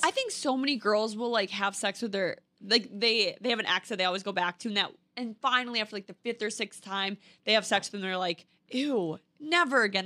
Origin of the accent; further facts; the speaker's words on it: Minnesota, United States; moved away as an adult; now in New York City, United States; I was from Minnesota where the thing to do is have kids, get married, live in a white picket fence, go to your nine to five every single day. And now I live in New York City